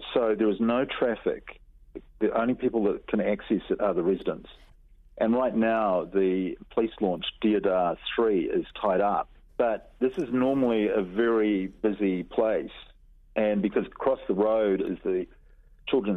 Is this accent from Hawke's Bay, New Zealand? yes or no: no; Ohope, Bay of Plenty, New Zealand; growing up in Ohopi, you're looking at the island all the time